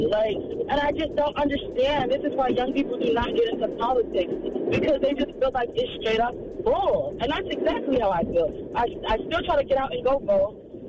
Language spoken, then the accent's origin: English; the South, United States; Again, I come from the South, where I've had a white man throw crack cocaine under my car and say I was dealing drugs.